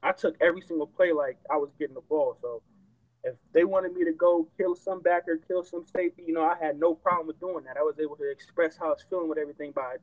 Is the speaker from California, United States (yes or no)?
yes; California, United States; I'm from California